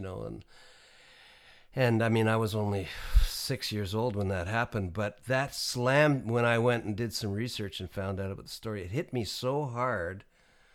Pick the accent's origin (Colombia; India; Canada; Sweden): Canada; I'm a Canadian